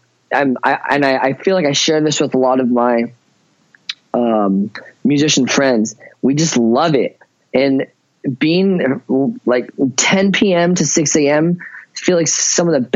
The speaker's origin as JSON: {"language": "English", "town": "Ventura", "region": "California", "country": "United States", "tie": "born or raised there", "also_born_or_lived": "Chico, California", "said": "I was born in Ventura, California"}